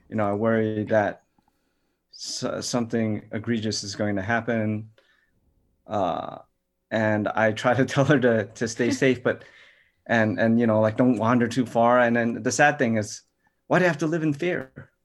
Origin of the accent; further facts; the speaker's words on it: New York City, New York, United States; I grew up in New York City, Chinatown